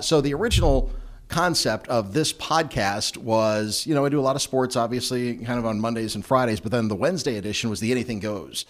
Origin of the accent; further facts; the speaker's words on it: Waukesha, Wisconsin, United States; accent: Wisconsin accent, Midwest accent; also born or lived in Mississippi / Chicago / Houston / Milwaukee; grew up here, well, in Waukesha, but always grew up, you know, Milwaukee